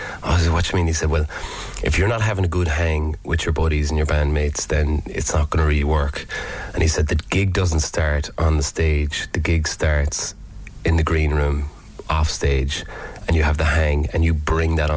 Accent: Limerick, Munster, Ireland; growing up in Corbally, we walk past King John's Castle all the time

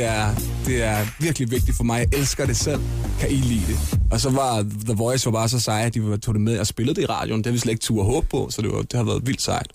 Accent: Vestegnen, Capital Region of Denmark, Denmark; der, hvor jeg kommer fra, som er Vestegnen

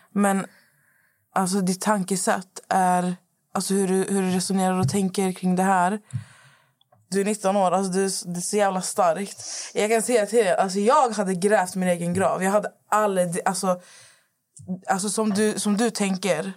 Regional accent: Lebanon; jag är ju från Libanon

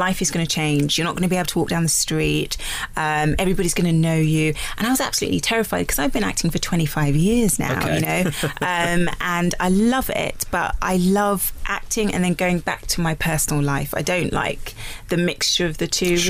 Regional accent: London, United Kingdom; being a Londoner, you know, I grew up watching Bond

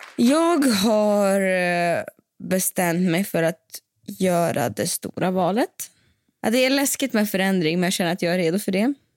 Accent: Siberia, Russia; now in Sweden; jag är från Sibirien

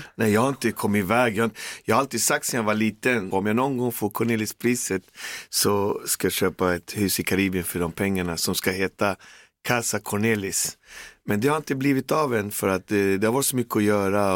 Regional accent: Sweden; Jag har bott i förorten snart till 50 år och jag bor där jag växte upp, där jag kommer ifrån

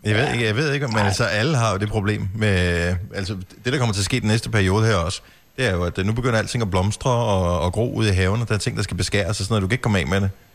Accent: Bogense, Southern Denmark, Denmark; moved away; der, hvor jeg voksede op i Bogense

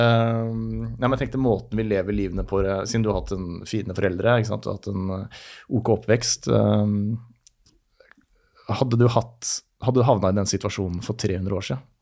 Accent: Lillestrøm, Akershus, Norway; jeg vokste opp på Romerike, Lillestrøm, Leirsund.

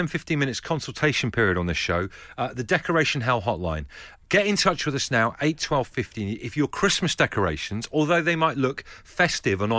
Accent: Ellesmere Port, North West England, United Kingdom; my hometown where I was born, Ellesmere Port

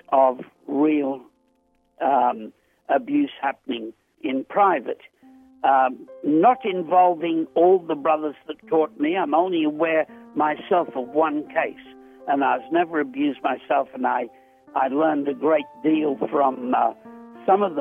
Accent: Australia; I'm a writer from Australia

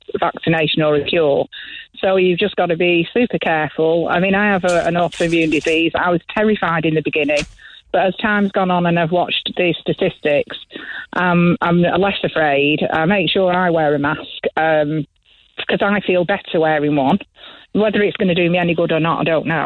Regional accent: England, United Kingdom; now in Ireland; I'm from England

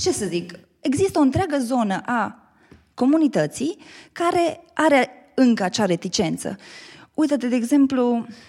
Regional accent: Baia Mare, Maramureș County, Romania; moved away as an adult; also born or lived in Bucharest, Romania; now in Cluj-Napoca, Romania; eu sunt din Baia Mare

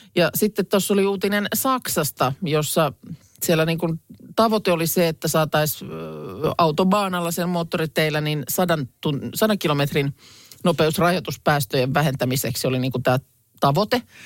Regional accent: Lahti, Päijät-Häme, Finland; Mäkin olen ikäni aina kaupungissa asunut ja lapsena siis Lahdessa

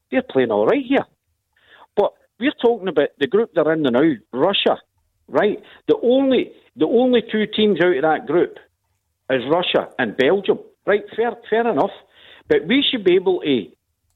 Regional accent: Scotland, United Kingdom; I love Scotland. I'm Scottish.

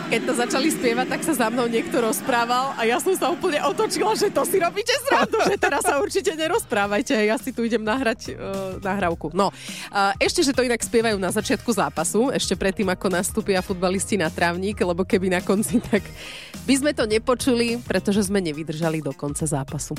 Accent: Slovakia; my Slováci

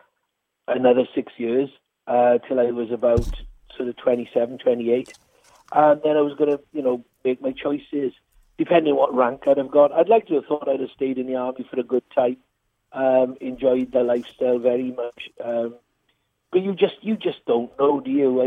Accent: Nelson, Wales, United Kingdom; accent: Welsh; I'm from a small village called Nelson in South Wales. It's near Merthyr Tydfil

